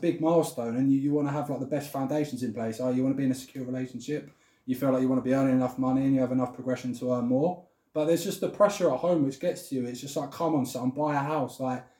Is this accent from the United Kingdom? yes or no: yes; Hertfordshire, East of England, United Kingdom; moved away as an adult; now in London, United Kingdom; I've lived in London for 5 years. I'm from Hertfordshire, which is a county just outside London, so I'm not far at all, at home.